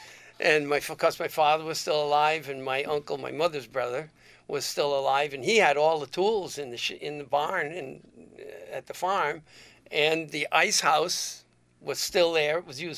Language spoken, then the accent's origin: English; Lebanon, United States; And I says, well, I'm from Lebanon, too.